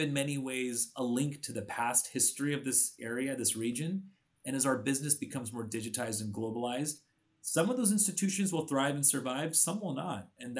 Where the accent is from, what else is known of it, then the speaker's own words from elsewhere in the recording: Bay Area, California, United States; for me, the Bay Area is home.